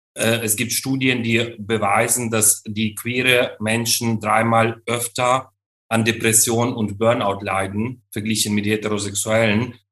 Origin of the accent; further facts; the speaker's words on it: Ukraine; moved away; in der Ukraine, in, meine, in meinem Heimatland